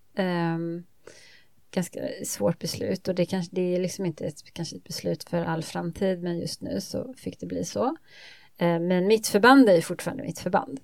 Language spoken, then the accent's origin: Swedish; Småland, Sweden; jag kommer från Småland, uppvuxen på landet i, på Småland